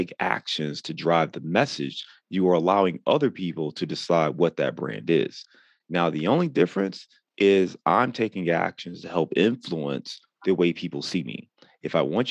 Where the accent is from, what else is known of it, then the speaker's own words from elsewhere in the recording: Cleveland, Ohio, United States; moved away; also born or lived in Chicago; I'm actually born and raised in Cleveland, but I lived in Chicago for about 9 or 10 years total